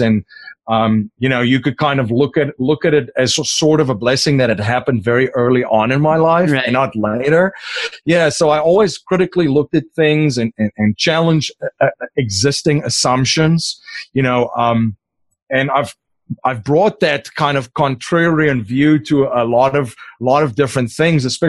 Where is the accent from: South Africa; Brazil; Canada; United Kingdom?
South Africa; first language Afrikaans; English is a second language; moved away as an adult; now in United States; I'm originally from South Africa